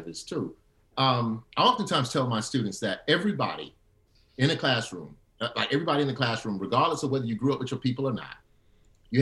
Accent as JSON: {"language": "English", "region": "Alabama", "country": "United States", "tie": "born or raised there", "said": "I grew up in Alabama."}